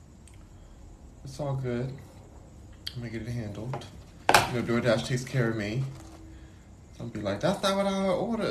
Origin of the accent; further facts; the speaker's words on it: Houston, Texas, United States; now in Los Angeles, United States; I was born in Houston, Texas